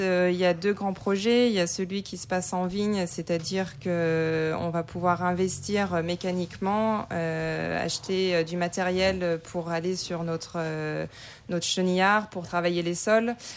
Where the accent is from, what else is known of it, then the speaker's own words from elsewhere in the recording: Côte-Rôtie / Condrieu area, Auvergne-Rhône-Alpes, France; j'ai grandi là-bas, je suis de la région